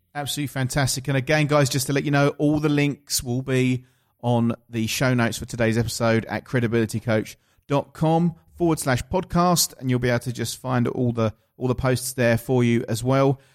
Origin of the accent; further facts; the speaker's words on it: Essex, East of England, United Kingdom; accent: Essex; my Essex accent